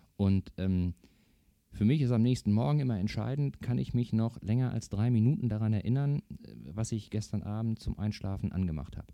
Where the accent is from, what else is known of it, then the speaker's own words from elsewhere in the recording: North Rhine-Westphalia, Germany; now in Eckernförde, Germany; Ursprünglich komme ich aus Nordrhein-Westfalen, bin dann aber ähm, Anfang der 90er Jahre von dort weg und hier in den Norden